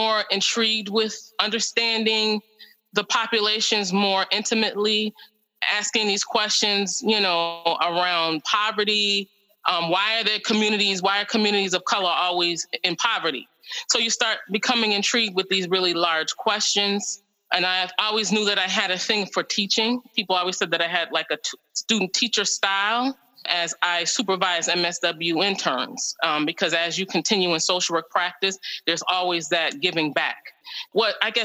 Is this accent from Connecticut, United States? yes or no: yes; Hartford, Connecticut, United States; I am from Hartford, born and raised in Hartford, still live in Hartford